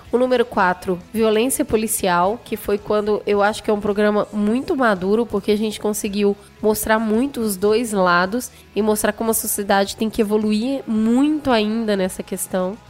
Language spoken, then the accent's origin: Portuguese; Belo Horizonte, Minas Gerais, Brazil; moved away as an adult; now in São Paulo, Brazil; Eu nasci em Belo Horizonte e vivi em Belo Horizonte até meus 20, quase 30 anos